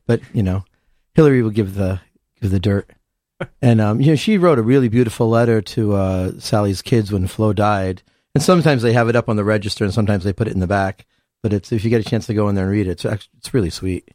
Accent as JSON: {"language": "English", "town": "Hamden", "region": "Connecticut", "country": "United States", "tie": "born or raised there", "said": "I'm from Hamden, so I grew up on a place called Venice."}